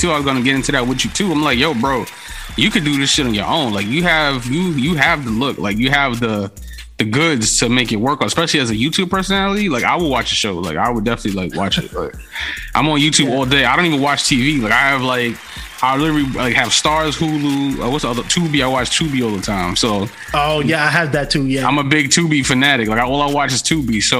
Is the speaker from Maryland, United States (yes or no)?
no; Bronx, New York, United States; I'm from the Bronx, so you know I got to know Hassan Campbell.